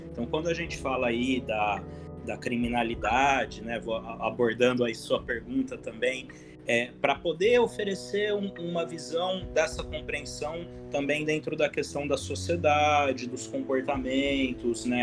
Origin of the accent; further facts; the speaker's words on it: Ribeirão Preto, São Paulo, Brazil; eu sou daqui da cidade de Ribeirão Preto, do interior de São Paulo